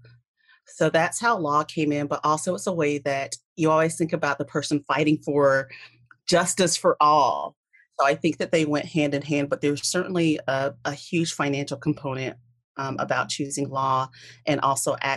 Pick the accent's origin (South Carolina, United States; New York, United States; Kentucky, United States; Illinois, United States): South Carolina, United States; I was raised in the South, which is a very unique part of the United States compared to others, specifically South Carolina